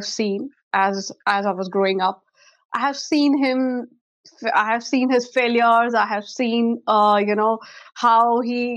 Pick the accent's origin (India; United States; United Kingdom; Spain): India; Chandigarh; also born or lived in Chennai; I am born and brought up in Chandigarh, and my schooling is from Shishuniketan